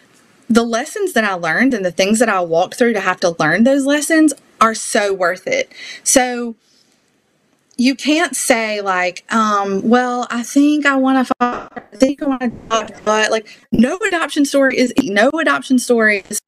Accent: the South, United States; accent: Southern; I did not appreciate my Southern accent until I went on the world race

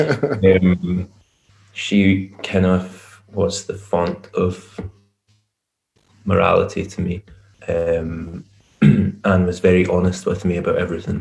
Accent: Glasgow, Scotland, United Kingdom; I'm from Glasgow in Scotland, and that's where I live

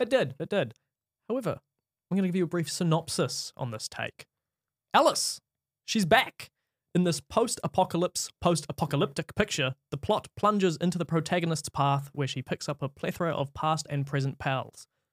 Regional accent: New Zealand; I'm from New Zealand

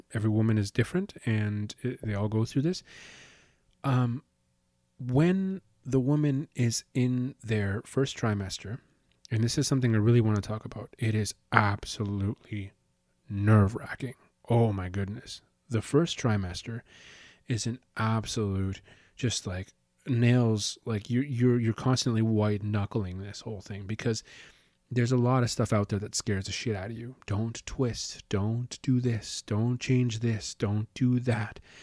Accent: Calgary, Alberta, Canada; moved away as an adult; now in Winnipeg, Canada; So we're actually living in, in, in Winnipeg right now, and we're originally from Calgary

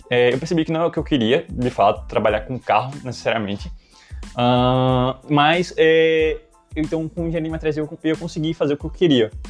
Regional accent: Goiânia, Goiás, Brazil; also born or lived in Long Branch, United States; É, nasci em New Jersey, Long Branch, mas na verdade só fiz nascer lá. É, com sete meses eu saí, é, meus pais sa saíram, né, na verdade, uh, e voltamos para Goiânia, Goiás

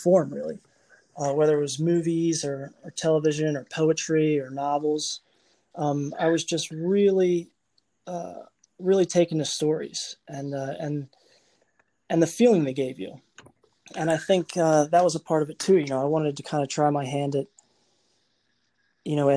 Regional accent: northwest of Baltimore, Maryland, United States; I'm from Maryland. Grew up about a half hour northwest of Baltimore

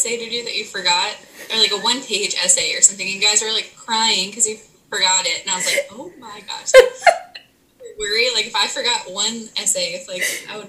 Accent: Virginia, United States; moved away as an adult; also born or lived in St. Thomas; now in Florida Keys, United States; So I grew up in Virginia.

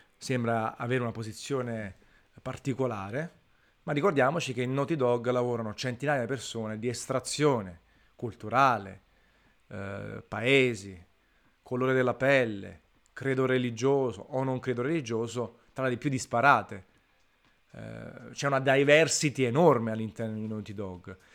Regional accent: Naples, Campania, Italy; sono di Napoli

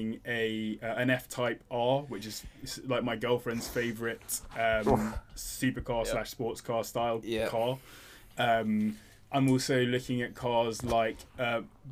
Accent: London, United Kingdom; as a Londoner

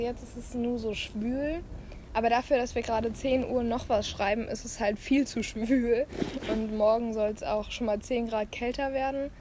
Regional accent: Germany; born or raised there; moved away

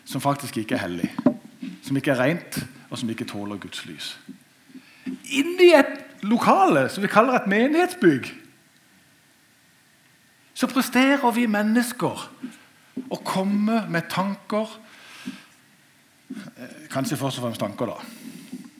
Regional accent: Norway; Jeg er født og oppvokst i Marikveien. Siden gikk det bare oppover.

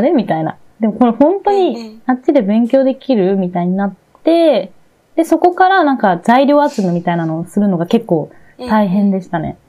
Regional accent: Miyagi, Japan; 私宮城県出身で、宮城県大好きだけど

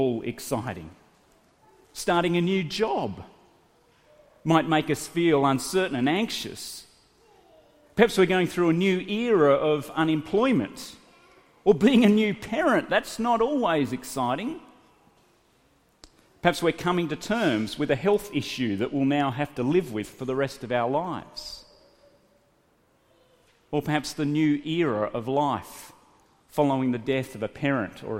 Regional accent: Australia; moved away as an adult; also born or lived in Sydney; I loaded up my little Honda hatchback with everything that I had in my country town and left my hometown to move to Sydney to go to university.

